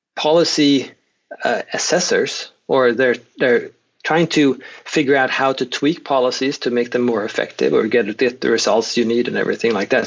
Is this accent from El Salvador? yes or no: no; Sweden; moved away as an adult; now in Oklahoma, United States; I'm Swedish, born and raised in Sweden, where I did my first, I spent the first three decades or so in Sweden.